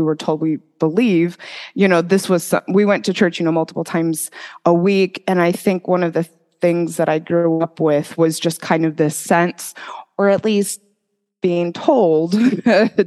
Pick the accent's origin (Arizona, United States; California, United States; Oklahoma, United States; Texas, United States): Arizona, United States; Mesa; moved away as an adult; also born or lived in Utah / Idaho; I grew up in Mesa, Arizona